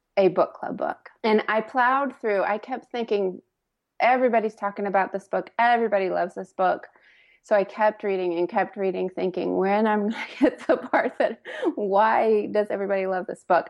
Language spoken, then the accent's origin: English; Indiana, United States; now in Lexington, United States; I grew up in Indiana, but my mom was from Kentucky, and I actually live in Lexington now